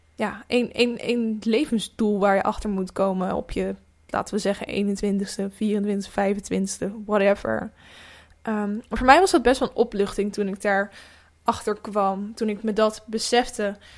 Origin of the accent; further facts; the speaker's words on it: Netherlands; moved away; kleinere dorpen, ook waar ik vandaan kom